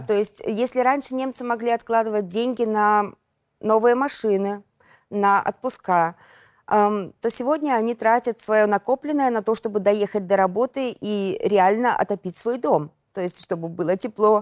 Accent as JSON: {"language": "Russian", "country": "Belarus", "moved": "as an adult", "said": "мы белорусы"}